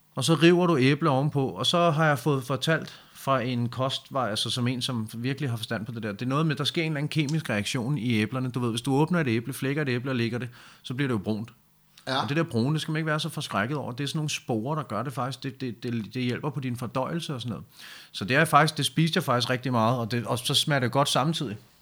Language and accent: Danish; Denmark